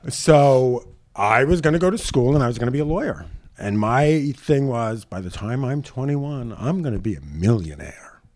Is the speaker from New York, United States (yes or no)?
yes; New York City, New York, United States; I grew up in Howard Beach, Queens